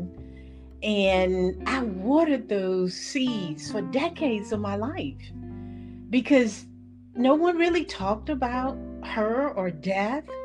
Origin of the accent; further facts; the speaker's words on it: Middle Georgia, United States; I grew up in Middle Georgia